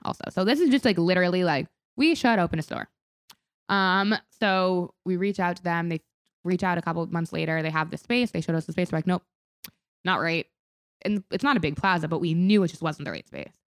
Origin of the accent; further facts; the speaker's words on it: Palm Beach, Florida, United States; moved away; we grew up in Palm Beach